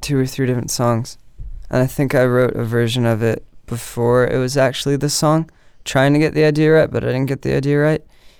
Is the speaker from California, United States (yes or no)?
yes; Santa Barbara, California, United States; now in Los Angeles, United States; I'm from Santa Barbara, California.